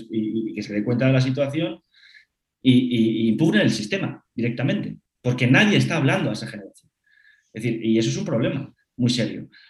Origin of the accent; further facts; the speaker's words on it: Madrid, Community of Madrid, Spain; soy madrileño, de padres madrileños y de abuelas madrileños